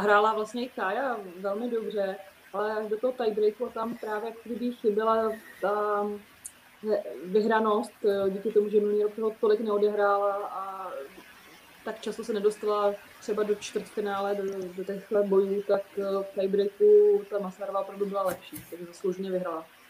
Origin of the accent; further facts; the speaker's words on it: Czechia; jako správná Češka